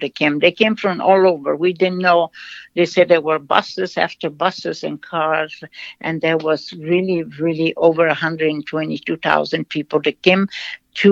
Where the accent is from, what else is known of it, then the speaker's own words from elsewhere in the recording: Brazil; English is a second language; moved away; I was born in Brazil. I was educated there